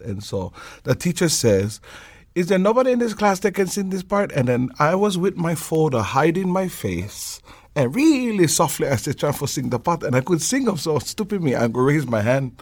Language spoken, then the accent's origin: English; Hawaii Island, United States; now in Oahu, United States; I live out here on the island of Oahu. I'm originally from Hawaii Island.